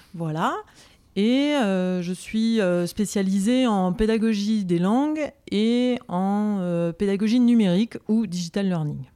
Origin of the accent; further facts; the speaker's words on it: Paris, Île-de-France, France; je suis originaire de Paris